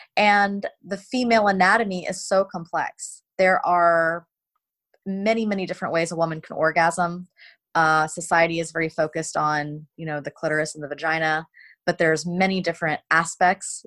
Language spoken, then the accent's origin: English; South Carolina, United States; I was raised in South Carolina in America